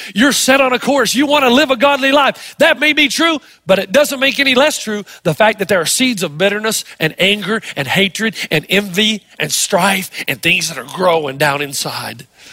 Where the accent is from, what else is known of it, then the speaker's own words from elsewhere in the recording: East Tennessee, United States; also born or lived in New Zealand; I'm from East Tennessee, we all have Cherokee Indian in us